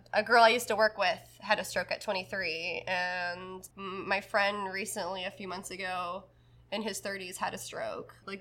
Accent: the South, United States; growing up in the South

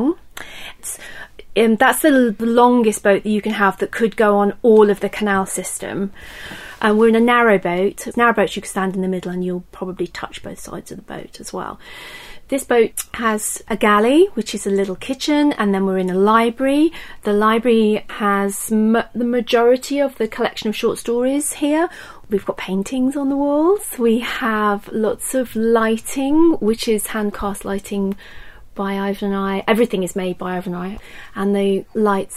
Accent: Desborough, East Midlands, United Kingdom; I grew up in Desborough, which is in Northamptonshire.

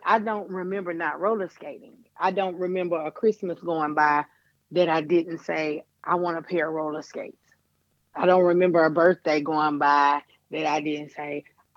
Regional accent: Dickson County, Tennessee, United States; I was born and raised in Dixon County in Tennessee

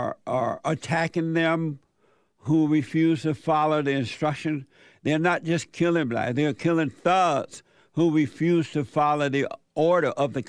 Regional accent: United States; Because I'm American.

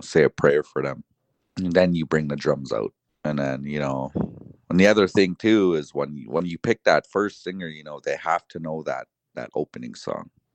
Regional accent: Paul's First Nation, Alberta, Canada; also born or lived in Browning, Montana; I am from Paul's First Nation and, uh, enrolled into Browning, Montana

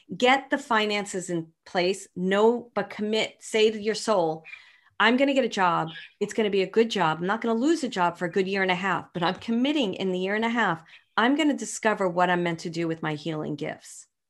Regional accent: New York City, New York, United States; moved away; I'm from Brooklyn

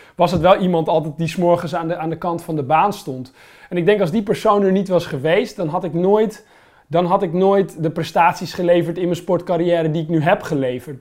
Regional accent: Holland, Netherlands; also born or lived in Limburg; ik woonde in Limburg op dat moment, weet je, als Hollander

